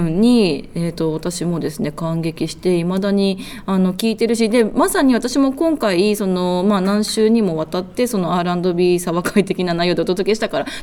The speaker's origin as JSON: {"language": "Japanese", "region": "Hiroshima", "country": "Japan", "tie": "born or raised there", "said": "私の地元の広島"}